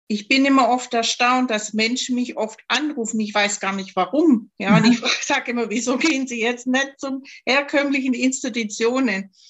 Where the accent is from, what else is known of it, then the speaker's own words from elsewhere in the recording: Baden-Württemberg, Germany; accent: Swabian; Ich komme ja aus Schwaben, man hört es vielleicht im Dialekt.